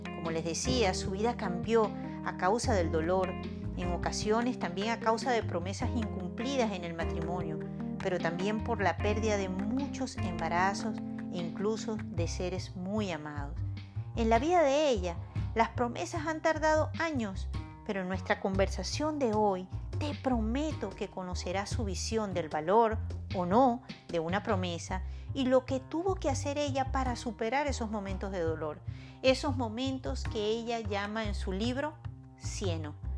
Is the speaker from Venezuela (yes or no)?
yes; Venezuela; moved away; aun cuando ahora yo estoy lejos de mi tierra